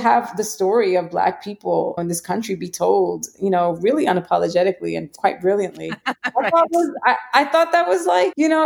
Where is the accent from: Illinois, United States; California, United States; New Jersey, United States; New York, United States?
New York, United States; New York City; I grew up in the Bronx